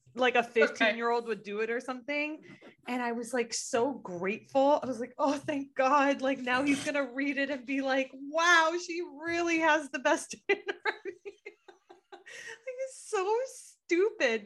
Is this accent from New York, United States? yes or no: no; Miami, Florida, United States; now in Los Angeles, United States; growing up in Miami